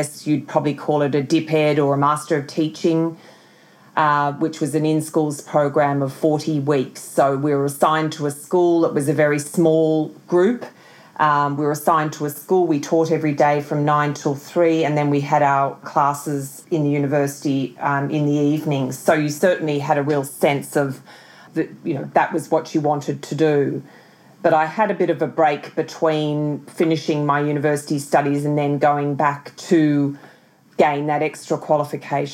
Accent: Canberra, Australian Capital Territory, Australia; I was born in Canberra. And I grew up in Canberra

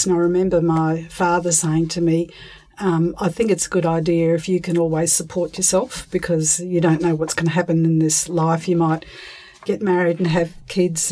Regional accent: Brisbane, Queensland, Australia; also born or lived in Mary Kathleen, Queensland; I was born in Brisbane

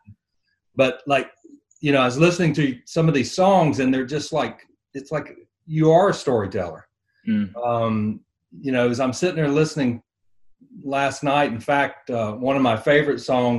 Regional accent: North Florida, United States; that's where I grew up in North Florida.

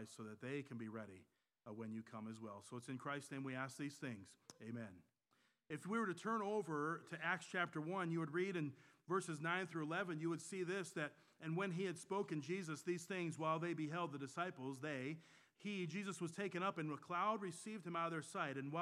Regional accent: Michigan, United States; now in North Carolina, United States; I was born and raised in Michigan

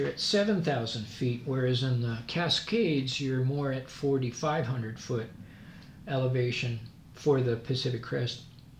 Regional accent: Scotland, United Kingdom; I'm Scottish, he was, and I've shared some of the trails he created.

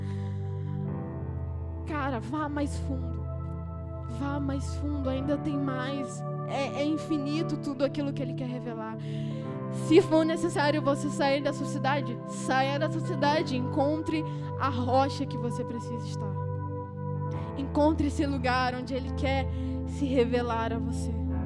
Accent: Rio de Janeiro, Brazil; moved away as an adult; now in Juazeiro do Norte, Brazil; eu sou daqui, do Rio

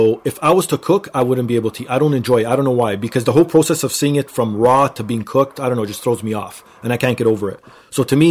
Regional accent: Canada; also born or lived in Portugal; I sort of lived in Portugal for a year, and my parents are Portuguese, but I was born here in Canada

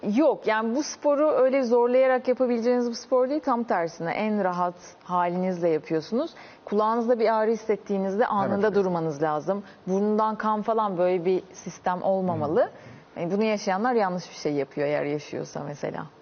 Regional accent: Çanakkale, Turkey; Çanakkale doğumluyum.

